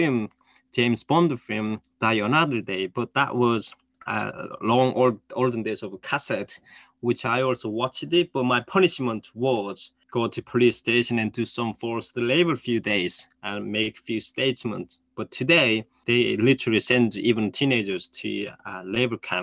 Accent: North Korea; English is a second language; moved away; I was born in North Korea

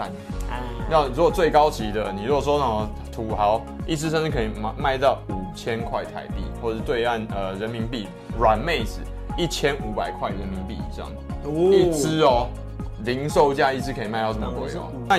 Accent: Taiwan; 没有，我是台湾人哦，我不是台派哦。

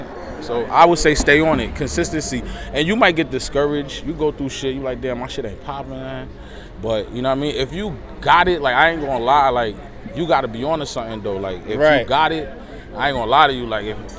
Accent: New York City, New York, United States; I'm from Jamaica, Queens.

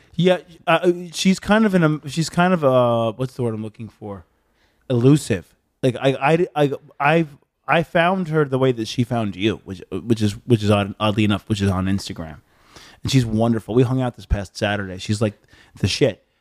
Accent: Long Island, New York, United States; moved away as an adult; also born or lived in Bay Shore, New York; now in Los Angeles, United States; I'm from Long Island

